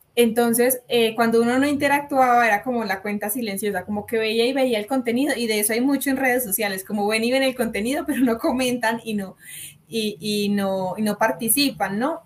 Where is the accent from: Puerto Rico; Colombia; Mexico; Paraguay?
Colombia; yo soy de Colombia